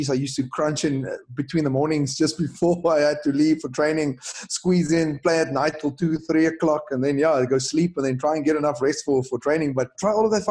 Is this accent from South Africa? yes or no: yes; Wellington, Western Cape, South Africa; So Wellington Rugby Club, my hometown